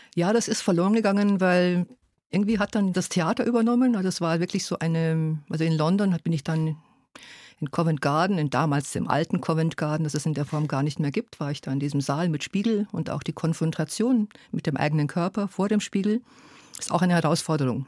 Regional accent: Germany; first language Hungarian; German is a second language; also born or lived in Hungary; Also ich habe dann in der Schule und Kindergarten hat ganz schnell Deutsch übernommen, aber zunächst mal haben wir in der Familie Ungarisch gesprochen

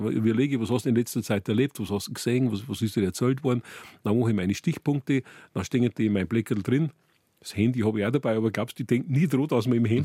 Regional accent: Furth im Wald, Bavaria, Germany; Ich komme aus Furt im Wald und ich bin also seit Kindheit eigentlich schon.

